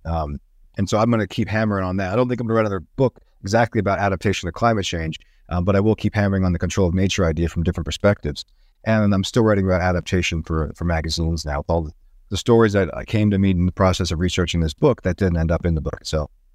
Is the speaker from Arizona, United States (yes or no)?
yes; Tucson, Arizona, United States; also born or lived in Seattle, Washington; now in Boulder, United States; going back home to Tucson, Arizona, where I grew up.